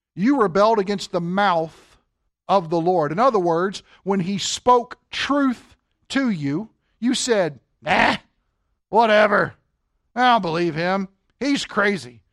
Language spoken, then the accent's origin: English; Kentucky, United States; now in Wisconsin, United States; we're from Kentucky